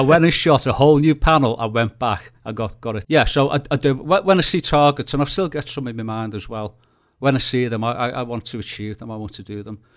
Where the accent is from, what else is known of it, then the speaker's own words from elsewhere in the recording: Liverpool, North West England, United Kingdom; I'm a photographer from Liverpool